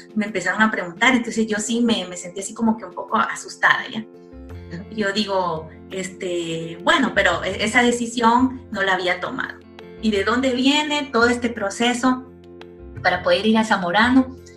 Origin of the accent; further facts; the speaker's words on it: Tegucigalpa, Francisco Morazán, Honduras; moved away as an adult; now in Guayaquil, Ecuador; nací en Tegucigalpa, Honduras, en el seno de una familia humilde y trabajadora